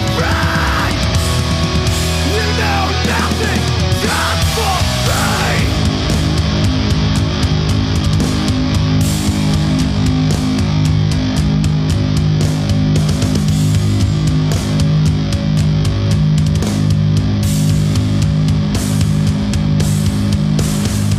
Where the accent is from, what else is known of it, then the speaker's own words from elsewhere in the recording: United Kingdom; we're from a country of binge drinkers